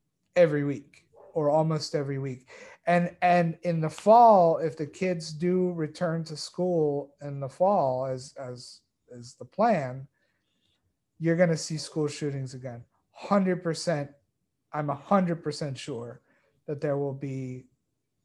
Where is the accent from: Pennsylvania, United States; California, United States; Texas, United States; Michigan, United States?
Texas, United States; I grew up in Texas